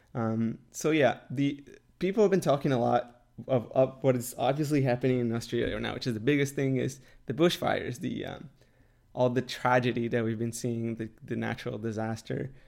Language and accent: English; Canada; I'm in Canada and I'm Canadian